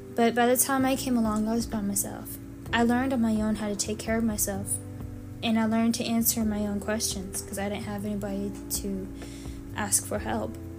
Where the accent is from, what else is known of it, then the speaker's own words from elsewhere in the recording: Savannah, Georgia, United States; also born or lived in Mykolaiv, Ukraine; we moved to Savannah, Georgia